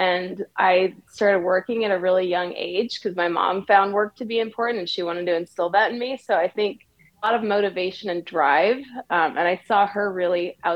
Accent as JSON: {"language": "English", "town": "Redlands", "region": "California", "country": "United States", "tie": "born or raised there", "moved": "as an adult", "lives_now": "Northern California, United States", "said": "I am from Southern California and born and raised there"}